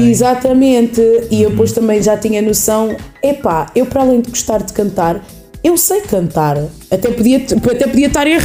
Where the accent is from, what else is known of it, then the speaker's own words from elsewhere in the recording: Leiria, Centro, Portugal; eu nasci, fui nascida e criada em Leiria. Em Leiria, exatamente. Leiria. Sou leiriense de Gema. Mas, sim, a minha mãe nasceu em Angola